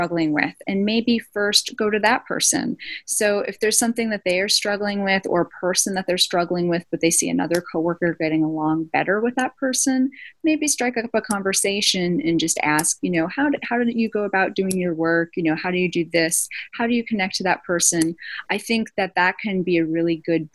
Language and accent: English; East Coast, United States; moved away; I'm from the East Coast originally